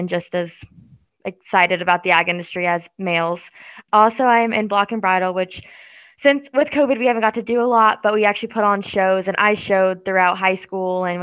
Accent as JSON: {"language": "English", "town": "Winterset", "region": "Iowa", "country": "United States", "moved": "yes", "said": "I'm from Winterset, Iowa, just south of like Des Moines"}